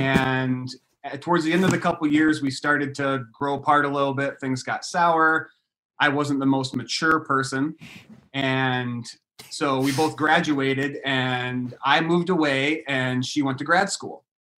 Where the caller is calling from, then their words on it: Albion, Michigan, United States; We're from a small little city in Michigan called Albion.